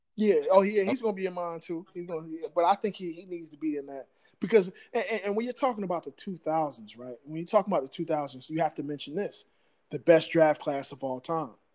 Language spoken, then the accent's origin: English; Virginia, United States; moved away; also born or lived in New Jersey; I'm originally from Virginia.